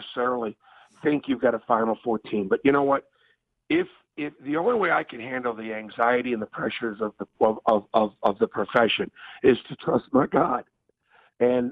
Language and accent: English; Northeast, United States; moved away; growing up in the Northeast